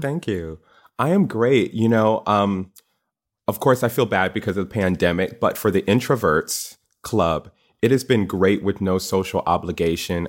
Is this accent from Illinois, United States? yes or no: no; Connecticut, United States; I went to Yukon, Go Huskies, 'cause I'm from Connecticut